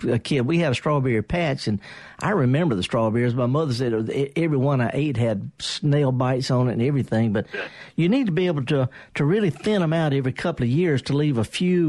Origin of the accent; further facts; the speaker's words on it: Sunflower County, Mississippi, United States; I'm from Sunflower County